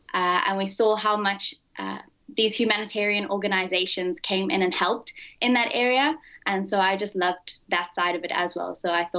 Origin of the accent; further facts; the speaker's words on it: South Africa; born there; also born or lived in Malawi / Mozambique; I was originally born in South Africa, but I lived across Malawi and Mozambique for most of my life as well.